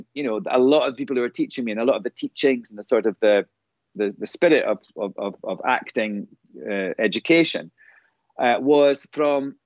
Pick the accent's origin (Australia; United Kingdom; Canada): United Kingdom; Scotland; born or raised there; moved away as an adult; now in New York, United States